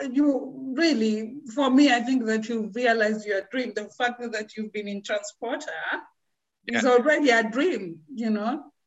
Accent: Kenya; moved away; I come from Kenya originally.

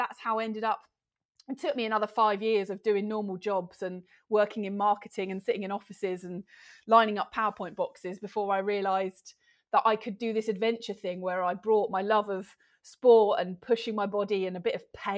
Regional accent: London, United Kingdom; now in Gloucestershire, United Kingdom; Oh, I'm in lovely Gloucestershire, which is my adopted home. I'm from the outskirts of London originally

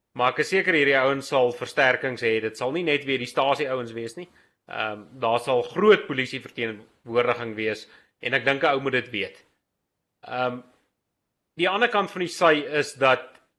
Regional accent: Wild West Rand, Gauteng, South Africa; Ek kom hier van die Wille Wesrand af

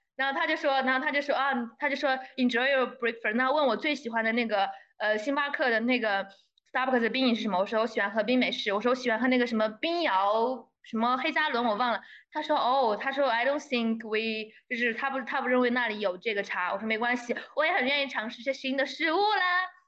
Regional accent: Sichuan, China; 作为一个四川人

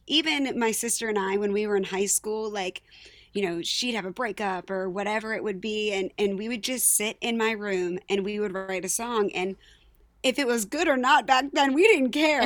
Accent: Palmyra, United States; I was born and raised in Palmyra, graduated in 2013.

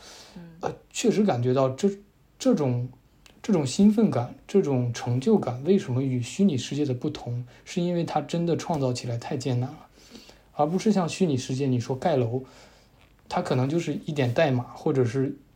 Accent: Taiyuan, Shanxi, China; moved away; also born or lived in Beijing; 我们都是太原的

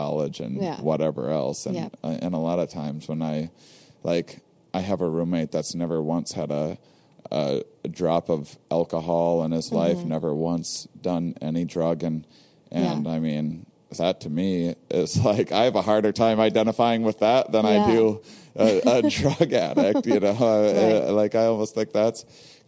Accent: Midwest, United States; we're both from the Midwest

